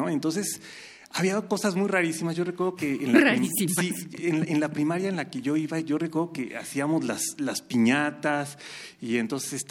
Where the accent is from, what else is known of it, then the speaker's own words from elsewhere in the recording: Mexico; nosotros como mexicanos